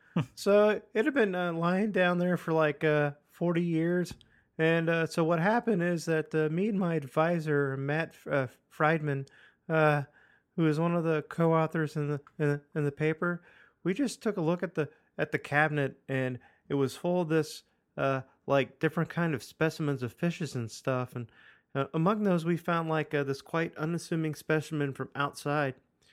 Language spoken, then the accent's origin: English; Italy; I come from Italy, but salads aren't a thing there.